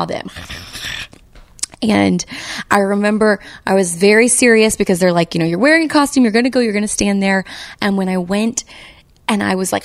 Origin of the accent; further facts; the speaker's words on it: United States; I'm from the South and in a little teeny tiny town on the Texas-Louisiana border on the Gulf Coast. And my mother's family's from there for like going back like six generations